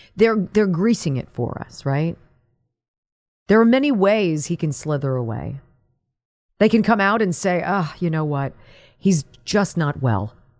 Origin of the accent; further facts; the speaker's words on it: California, United States; moved away; I'm from California